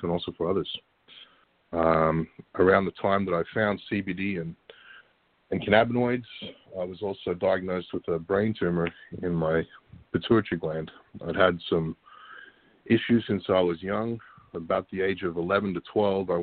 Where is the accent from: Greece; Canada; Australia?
Australia; moved away as an adult; also born or lived in Florida, United States / Washington, D.C. / Virginia; I moved back to Australia about the age of two or three, and lived there until I was 18